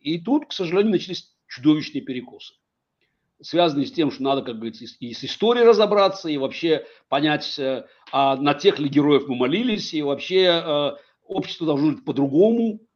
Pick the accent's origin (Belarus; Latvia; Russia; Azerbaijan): Azerbaijan; Baku; Я, я вырос в Советском Союзе. Как бы отец еврей, мать армянка, в Баку вырос